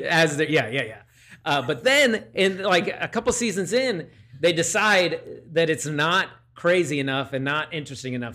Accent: Downingtown, Pennsylvania, United States; in my hometown of Downingtown, Pennsylvania, in the Downingtown Diner. I've eaten pancakes there. Actually, my church, uh, growing up was less than a block away from it

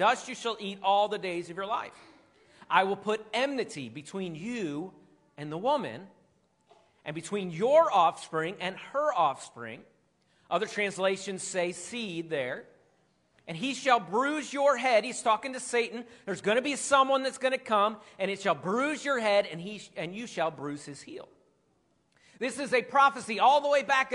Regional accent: Philadelphia, Pennsylvania, United States; I'm from Philadelphia, and we boo everything. We boo Santa Claus, all of it. So that's what I grew up

